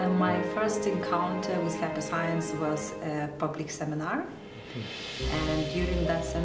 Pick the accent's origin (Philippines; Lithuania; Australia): Lithuania; I'm from Lithuania.